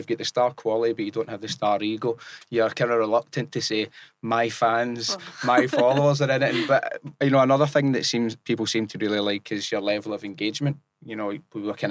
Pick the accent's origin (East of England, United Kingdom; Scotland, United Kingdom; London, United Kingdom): Scotland, United Kingdom; accent: Scottish; having a Scottish accent